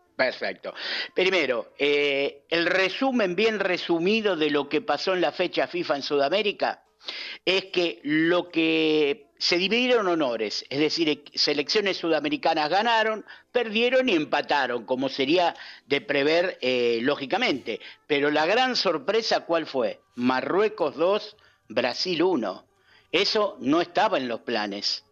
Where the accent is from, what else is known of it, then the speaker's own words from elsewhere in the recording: Argentina; como buen argentino